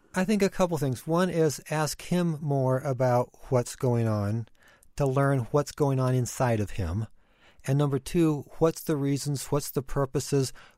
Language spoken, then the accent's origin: English; Ecuador; moved away; I grew up in Ecuador